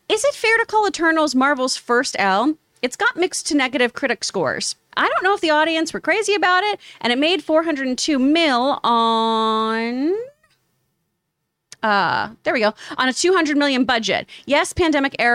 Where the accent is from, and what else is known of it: Houston, Texas, United States; now in Los Angeles, United States